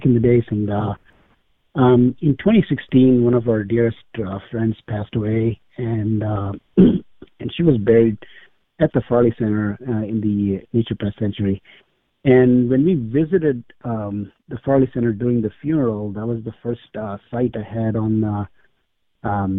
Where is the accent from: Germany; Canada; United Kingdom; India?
India; moved away as an adult; now in Madison, United States; When I grew up in India, I went to my undergrad was in agriculture